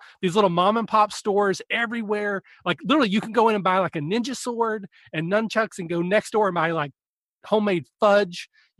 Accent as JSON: {"language": "English", "region": "Kentucky", "country": "United States", "said": "I know I'm from Kentucky and I know I mispronounce words all the time"}